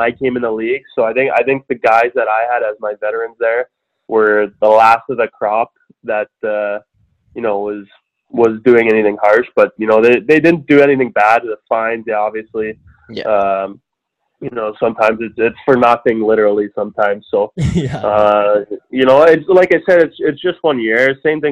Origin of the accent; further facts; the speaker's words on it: Georgetown, Ontario, Canada; I ended up playing for my hometown team, Georgetown Raiders